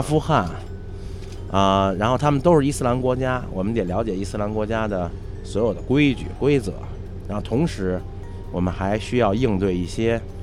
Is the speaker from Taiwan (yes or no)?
no; China; 我们是中国人